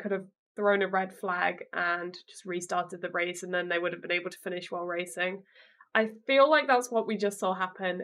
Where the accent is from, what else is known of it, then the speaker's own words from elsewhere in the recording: United Kingdom; as a British person